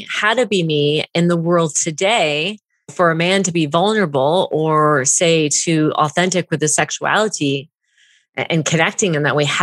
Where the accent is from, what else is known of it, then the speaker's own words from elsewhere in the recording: Vancouver, British Columbia, Canada; also born or lived in Southern California; now in United States; So I am from Vancouver, BC. Okay. I am in the States right now in Oregon in the Pacific Northwest.